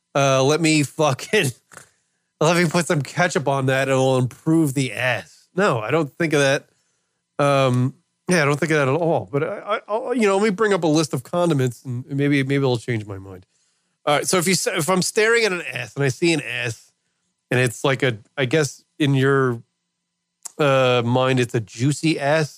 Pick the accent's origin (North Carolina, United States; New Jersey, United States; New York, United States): New York, United States; moved away; I lived in New York as a kid in my hometown.